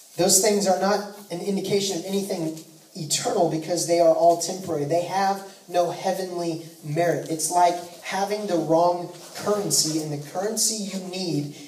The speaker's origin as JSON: {"language": "English", "area": "the Northwest", "region": "Pacific Northwest", "country": "United States", "tie": "born or raised there", "also_born_or_lived": "California / Zimbabwe", "moved": "yes", "lives_now": "Texas, United States", "said": "Now, I've lived in Texas for a while, but I grew up in the Northwest"}